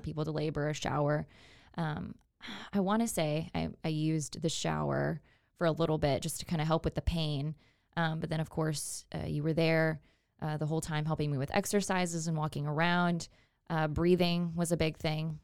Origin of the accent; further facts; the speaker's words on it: Houston, Texas, United States; I'm originally from the Houston area